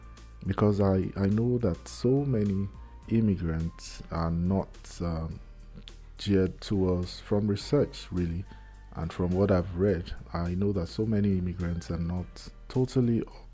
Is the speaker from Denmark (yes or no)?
no; Nigeria; moved away as an adult; now in Canada; I'm a Canadian immigrant from Nigeria.